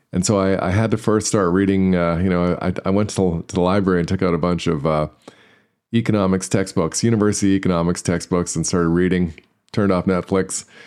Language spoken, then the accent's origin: English; Canada; I'm Canadian